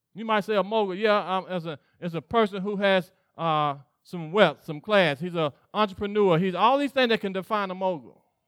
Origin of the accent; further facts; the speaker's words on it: Mississippi, United States; I grew up in Mississippi